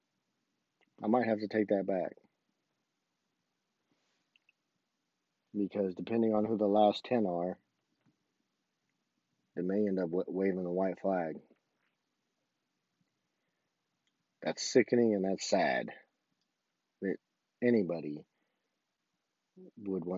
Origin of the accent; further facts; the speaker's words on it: United States; as an American, as a U.S. citizen